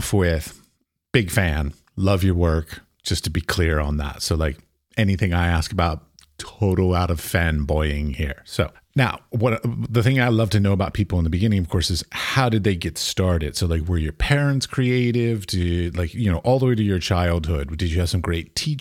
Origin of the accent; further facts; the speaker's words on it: United States; as an American